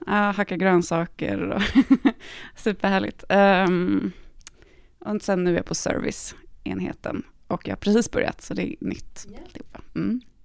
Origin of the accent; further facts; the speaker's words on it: Stockholm, Stockholm County, Sweden; moved away as an adult; now in Malmö, Sweden; Jag kommer från Stockholm. Jag är född och uppvuxen där. Eh, men jag har bott i Malmö i snart sex år